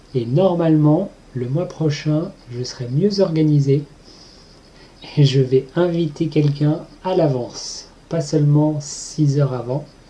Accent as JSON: {"language": "French", "region": "Pays de la Loire", "country": "France", "said": "je viens de Loire-Atlantique, qui est juste à côté de la Bretagne."}